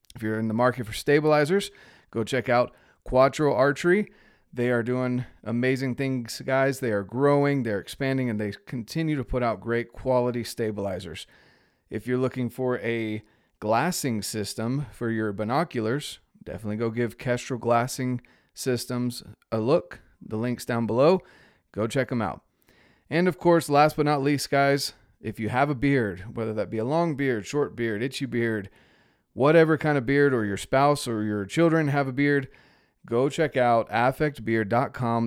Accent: North Carolina, United States; I'm from North Carolina.

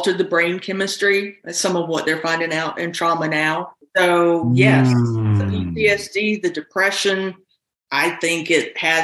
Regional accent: South Carolina, United States; moved away as an adult; now in North Carolina, United States; I grew up in South Carolina. I've lived in this area now for almost 32 years.

